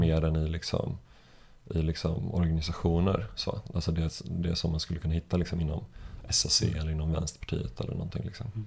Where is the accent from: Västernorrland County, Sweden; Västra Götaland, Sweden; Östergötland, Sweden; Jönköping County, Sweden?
Jönköping County, Sweden; Jönköping; now in Stockholm, Sweden; jag växte upp i Jönköping